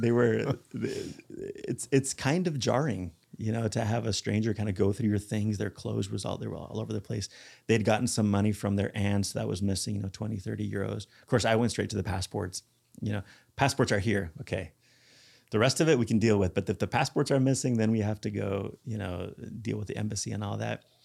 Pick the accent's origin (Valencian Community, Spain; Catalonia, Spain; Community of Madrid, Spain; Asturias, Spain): Catalonia, Spain; Barcelona; moved away; This is where I grew up. I grew up in Barcelona